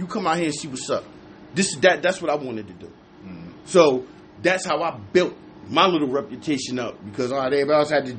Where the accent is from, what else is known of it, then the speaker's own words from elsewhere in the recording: New Jersey, United States; I'm from Jersey